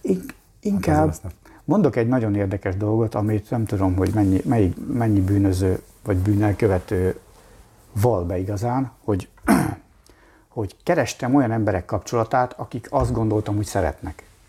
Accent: Mosonmagyaróvár, Győr-Moson-Sopron, Hungary; moved away as an adult; also born or lived in Budapest; Moson Magyaróváron nőttem fel

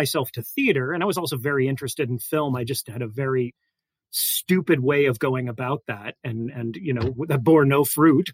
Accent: South Florida, United States; moved away as an adult; also born or lived in Chicago; I grew up in South Florida and I went to undergrad there

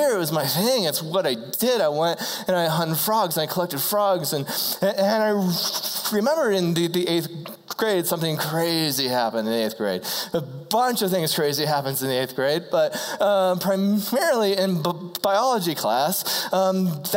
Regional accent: Ohio, United States; I grew up in the country. I'm from Ohio.

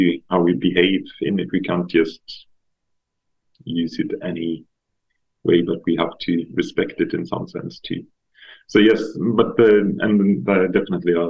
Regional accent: Stockholm, Stockholm County, Sweden; I'm from Stockholm, so I grew up in the suburbs

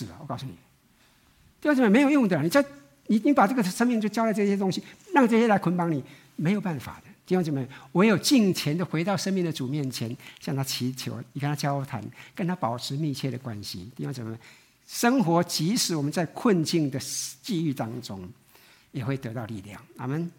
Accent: Taiwan; 这我们从台湾来都很清楚的啊。

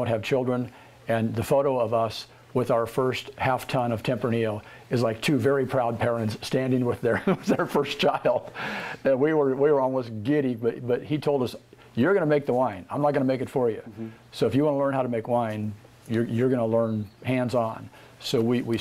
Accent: Albany, Oregon, United States; moved away as an adult; also born or lived in California; Born in Albany, Oregon. Born and raised there. Spent my first 20-some years there

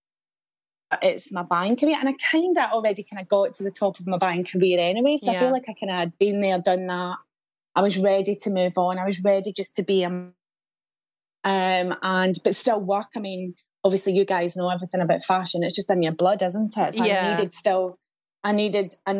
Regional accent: Scotland, United Kingdom; moved away as an adult; also born or lived in London; now in Cheltenham, United Kingdom; I'm Scottish.

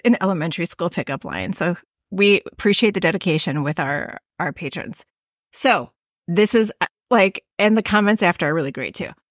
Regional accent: Midwest, United States; accent: Midwestern; my Midwestern accent

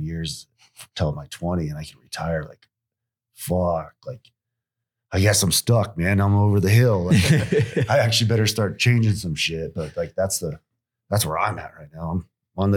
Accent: Nevada, United States; I grew up in real Nevada

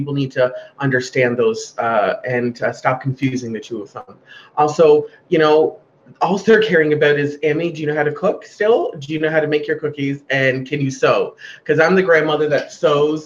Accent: Glace Bay, Nova Scotia, Canada; I'm from Glace Bay.

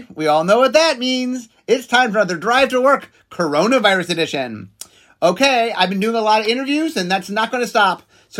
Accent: Cleveland, Ohio, United States; we're both from Cleveland, Ohio.

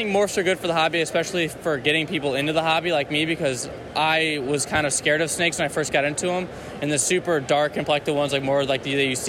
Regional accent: St. Louis, Missouri, United States; I'm 20 from St. Louis, Missouri.

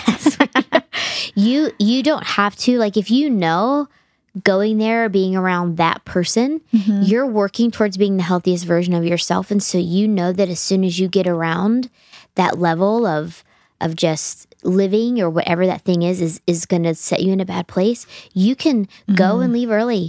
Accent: United States; as American Christians

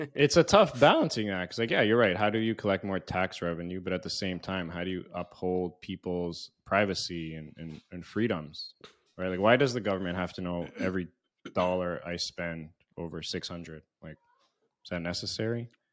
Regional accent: Canada; moved away; also born or lived in United States; growing up in Canada and U S

